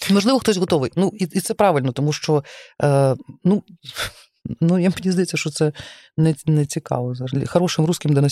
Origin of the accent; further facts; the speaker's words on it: Lviv, Lviv Oblast, Ukraine; зі Львова, я знаю українську мову, я вчу українську мову щоденно, тому що це величезне джерело.